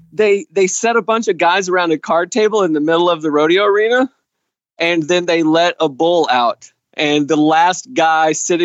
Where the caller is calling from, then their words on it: Indiana, Pennsylvania, United States; I am calling from Indiana, Pennsylvania